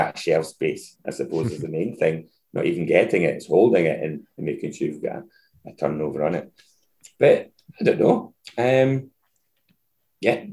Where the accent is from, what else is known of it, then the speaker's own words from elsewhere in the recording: Dumbarton, Scotland, United Kingdom; my hometown, back in Dumbarton.